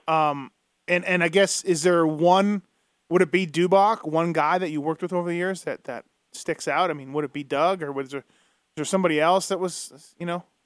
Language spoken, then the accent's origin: English; Canada; I grew up in Canada just as a kid, just reading the magazines